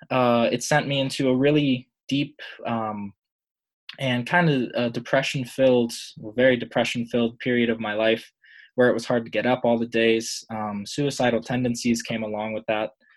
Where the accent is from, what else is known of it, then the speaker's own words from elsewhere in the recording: Pittsburgh, Pennsylvania, United States; I'm from Pittsburgh, Pennsylvania